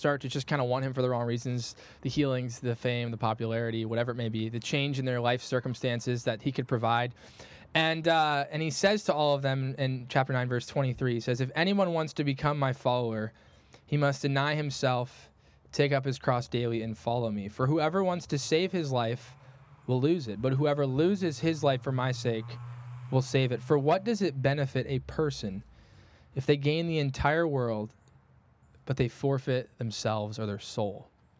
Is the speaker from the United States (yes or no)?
yes; Midwest, United States; I'm a Midwesterner, all right? I'm dedicated to this regardless of the weather.